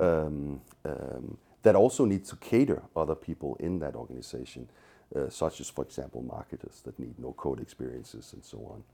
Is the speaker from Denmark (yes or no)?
yes; Copenhagen, Capital Region of Denmark, Denmark; moved away as an adult; now in San Francisco, United States; I'm originally from Copenhagen, as is he, so my old country is Denmark